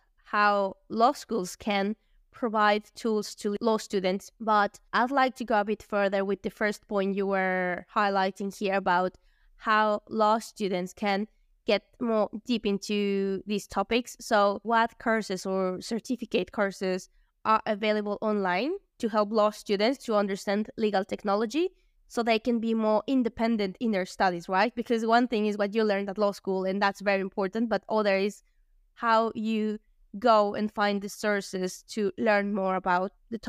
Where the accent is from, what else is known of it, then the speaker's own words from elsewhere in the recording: Mexico; moved away as an adult; now in United Kingdom; I'm from Mexico, you are from India, I study in the UK